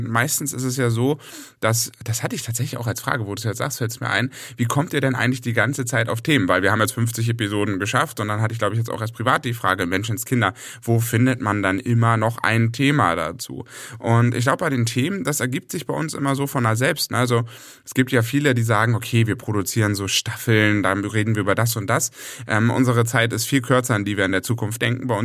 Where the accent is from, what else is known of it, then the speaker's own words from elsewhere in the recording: Hamburg, Germany; dann habe ich mich entschlossen, wieder zurück in meine alte Heimat zu gehen und bin jetzt bei Hamburg.